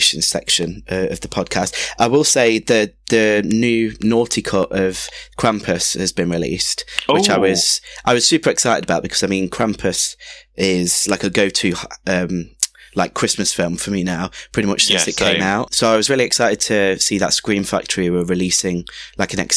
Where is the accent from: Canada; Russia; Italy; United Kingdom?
United Kingdom; Nottingham, East Midlands; I'm from Nottingham